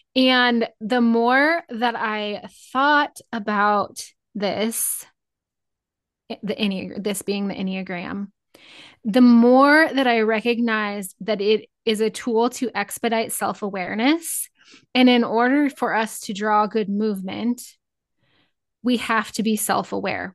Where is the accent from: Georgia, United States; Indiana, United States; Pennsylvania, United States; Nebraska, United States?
Nebraska, United States; Northeast; I grew up in Northeast Nebraska